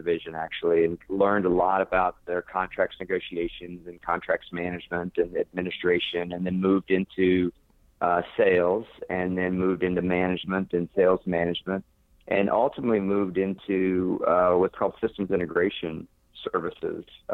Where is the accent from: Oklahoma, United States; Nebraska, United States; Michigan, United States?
Oklahoma, United States; moved away as an adult; also born or lived in Norman, Oklahoma / Texas / New York / Washington, D.C.; now in Florida, United States; I've been born and raised in Oklahoma, moved to Texas, then moved to New York, worked out of New York for a while, was in Washington, D.C.